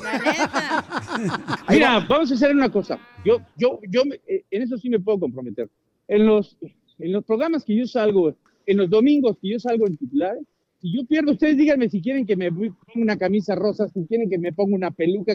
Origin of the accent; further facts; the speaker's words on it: Mexico; Como decimos los mexicanos